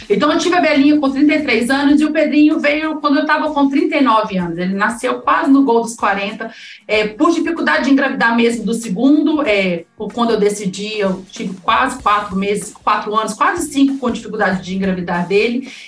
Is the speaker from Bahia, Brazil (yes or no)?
no; Minas Gerais, Brazil; now in São Paulo, Brazil; eu sou de Minas, eu não tenho família em São Paulo